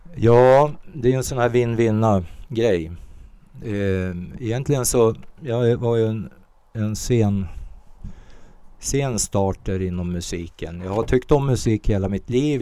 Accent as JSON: {"language": "Swedish", "town": "Ope", "region": "Jämtland", "country": "Sweden", "tie": "born or raised there", "also_born_or_lived": "Småland / Västerbotten", "said": "jag växte upp i en järnvägsstation i Ope"}